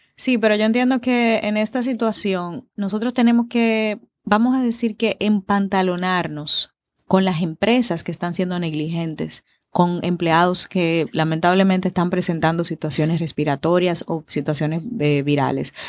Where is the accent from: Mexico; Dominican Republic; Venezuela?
Dominican Republic; A nosotros los dominicanos